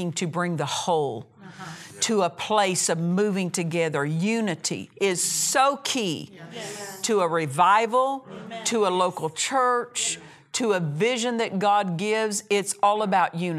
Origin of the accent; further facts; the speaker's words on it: Oklahoma, United States; moved away as an adult; I moved away from Oklahoma. I was raised in Oklahoma. I moved away from home when I was 17.